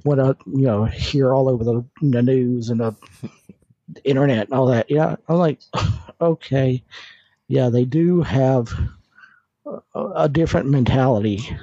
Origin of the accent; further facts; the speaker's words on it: North Carolina, United States; moved away as an adult; now in Virginia, United States; born and raised in North Carolina, and now live almost in Virginia, technically in Virginia